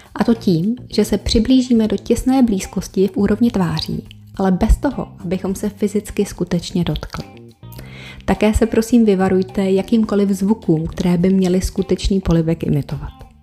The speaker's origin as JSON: {"language": "Czech", "country": "Czechia", "said": "u nás v Čechách"}